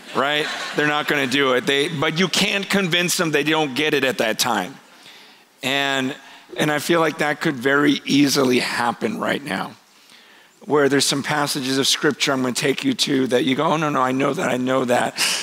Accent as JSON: {"language": "English", "town": "Stockton", "region": "California", "country": "United States", "tie": "born or raised there", "also_born_or_lived": "San Francisco, California", "said": "I grew up um, not far from here, spent most of my early years here"}